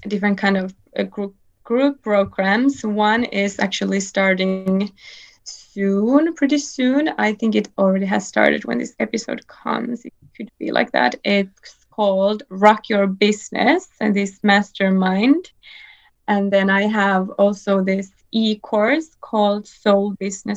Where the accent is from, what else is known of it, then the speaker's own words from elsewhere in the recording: Finland; first language Finnish; English is a second language; I am from Finland